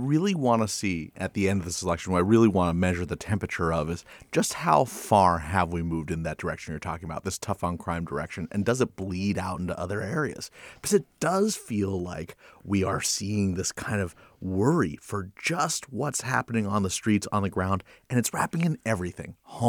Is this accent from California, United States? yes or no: yes; San Francisco, California, United States; That was the reality of growing up in San Francisco.